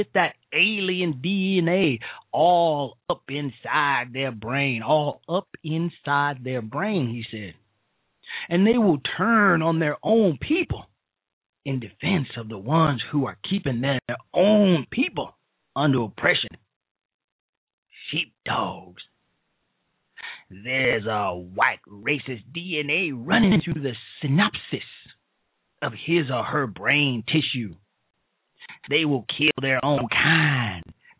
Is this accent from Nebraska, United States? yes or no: no; Chicago, Illinois, United States; I am from Chicago. I was raised in Chicago